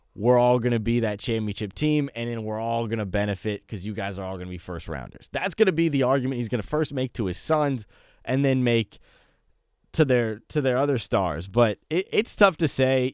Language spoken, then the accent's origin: English; California, United States; I'm from California personally